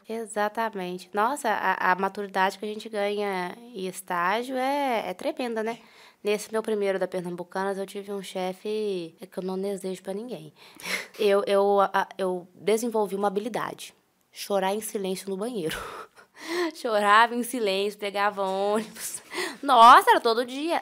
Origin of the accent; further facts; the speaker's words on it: Itaúna, Minas Gerais, Brazil; sou natural de Itaúna.